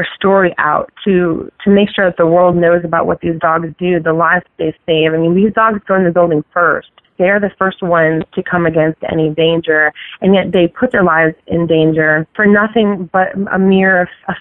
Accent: Connecticut, United States; moved away; I'm originally from Connecticut

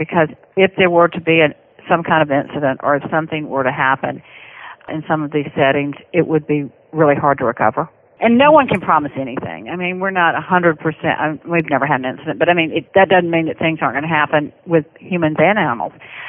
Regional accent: the South, United States; accent: Southern; Well, I hope that everybody understood my Southern accent.

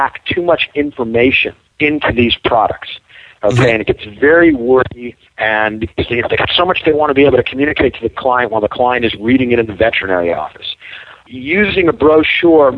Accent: New York, United States; moved away; I'm originally from New York

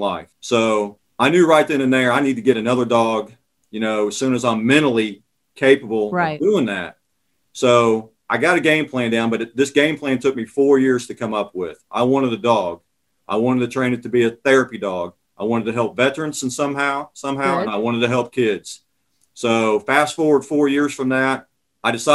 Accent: Mooresville, Indiana, United States; also born or lived in Camby, Indiana; his boyhood home is in my hometown

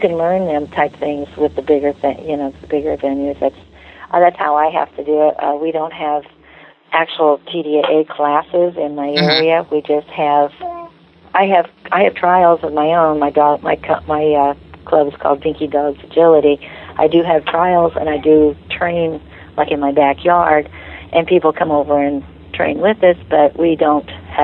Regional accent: Illinois, United States; I'm from Illinois

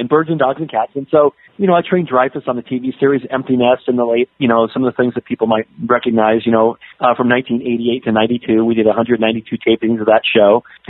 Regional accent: Southern California, United States; I grew up in Southern California

